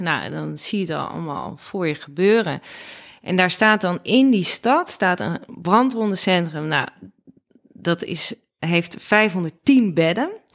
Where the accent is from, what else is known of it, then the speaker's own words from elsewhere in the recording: Nigtevecht, Utrecht, Netherlands; moved away as an adult; also born or lived in Amsterdam; dat is letterlijk hier waar ik ben opgegroeid. Eh, welkom hier. Eh, dat is in Nichtenvecht aan de Vecht